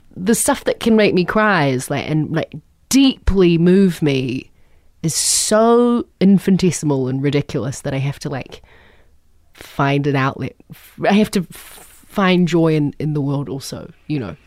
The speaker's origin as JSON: {"language": "English", "country": "New Zealand", "said": "I'm a troll from New Zealand"}